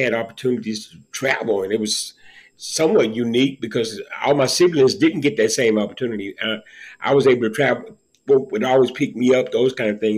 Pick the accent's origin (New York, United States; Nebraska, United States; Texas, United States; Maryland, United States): Texas, United States; Liberty; I was born and raised in Liberty, Texas. You know, I'm just a country boy at heart.